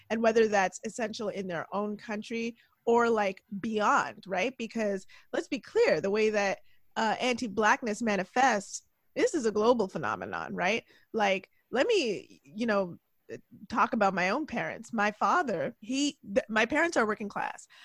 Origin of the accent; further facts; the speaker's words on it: Jamaica; Like, obviously, I'm tied to Jamaica because I'm Jamaican